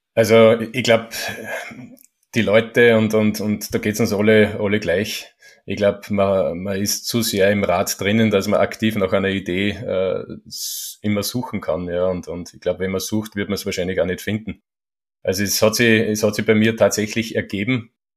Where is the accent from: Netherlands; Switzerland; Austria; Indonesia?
Austria; Schörfling am Attersee, Upper Austria; Jetzt sind wir in Schörfling am Attersee. Ist auch mein, mein Heimatort